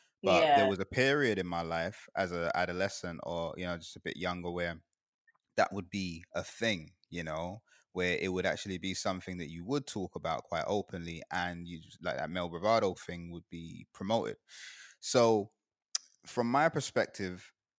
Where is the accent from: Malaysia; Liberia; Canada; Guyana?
Guyana; moved away; also born or lived in United Kingdom; I grew up in Guyana